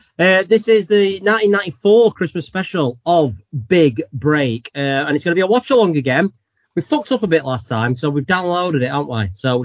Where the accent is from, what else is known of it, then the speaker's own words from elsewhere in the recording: Sheffield, Yorkshire and the Humber, United Kingdom; No, we're from Sheffield.